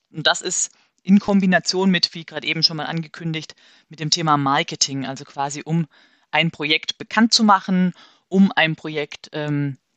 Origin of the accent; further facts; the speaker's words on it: Marburg, Hesse, Germany; also wir kommen aus Marburg, deswegen nehme ich jetzt Marburg.